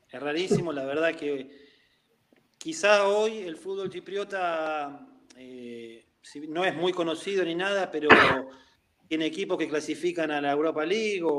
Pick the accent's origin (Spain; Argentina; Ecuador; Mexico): Argentina; La Plata, Buenos Aires Province; sí, yo soy de La Plata, estoy, estoy viviendo acá.